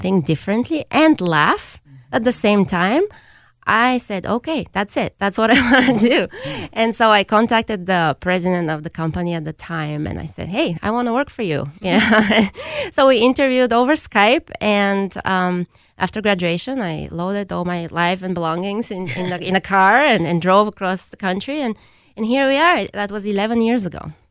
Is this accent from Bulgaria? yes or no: yes; Bulgaria; now in United States; I grew up in Bulgaria